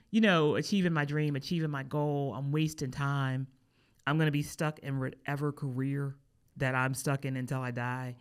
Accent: East Coast, United States; I'm from the East Coast

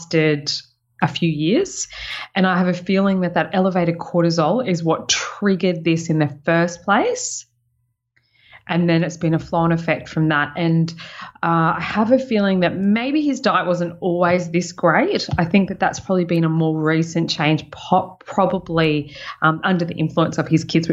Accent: Sunshine Coast, Queensland, Australia; moved away; It's what I'm claiming as my hometown

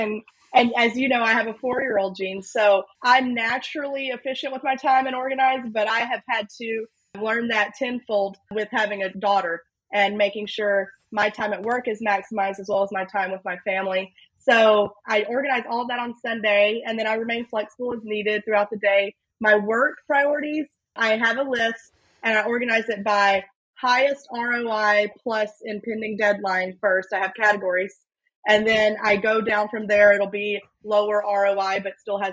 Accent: Louisiana, United States; I'm a Southerner, born and raised in Louisiana

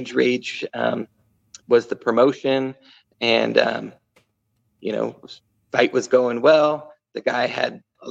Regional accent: Sacramento, California, United States; moved away as an adult; now in Idaho, United States; I was looking for that group of friends in Idaho because, you know, I grew up in California, didn't have that here.

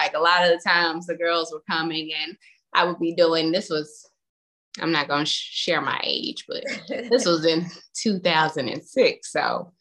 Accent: Fort Worth, Texas, United States; I am from the Fort Worth area

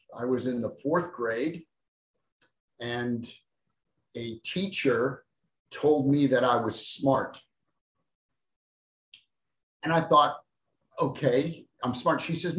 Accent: Boston, Massachusetts, United States; born there; So I was born in South Boston, Massachusetts, and I now live in West Virginia.

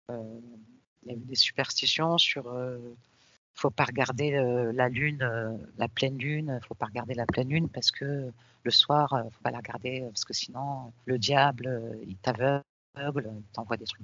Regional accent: Tunisia; mais, mais, moi je suis de Tunisie, mais pourquoi mon père il me parle de la Palestine

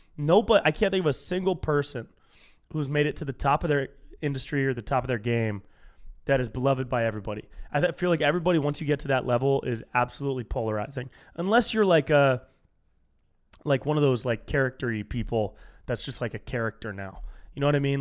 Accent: Davis, California, United States; now in Los Angeles, United States; my hometown up in Davis

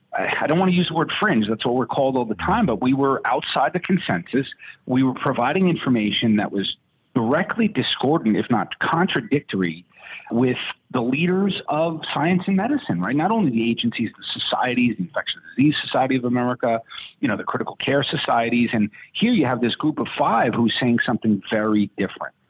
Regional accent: New York, United States; moved away; also born or lived in Wisconsin; I'm from New York. I'm trained in New York

